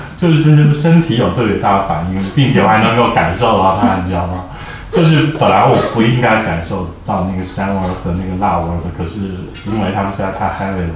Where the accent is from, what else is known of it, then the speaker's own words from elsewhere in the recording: Yunnan, China; 这种金，我们云南人叫金芥嘛，